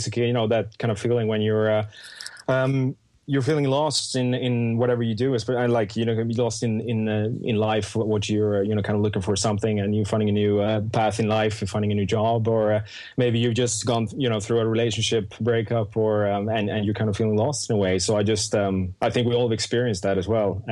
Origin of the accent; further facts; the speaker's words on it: Stockholm, Stockholm County, Sweden; English is a second language; moved away as an adult; now in London, United Kingdom; I'm born and raised in Stockholm, Sweden, and I moved to London 3 years ago now.